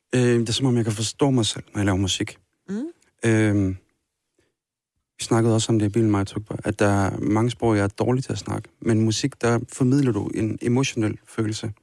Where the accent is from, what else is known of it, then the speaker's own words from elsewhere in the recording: Kirkuk, Kirkuk Governorate, Iraq; now in Denmark; Kirkuk. Min hjemby.